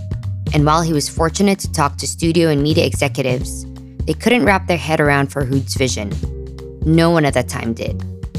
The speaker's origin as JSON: {"language": "English", "country": "Philippines", "said": "I'm Filipino."}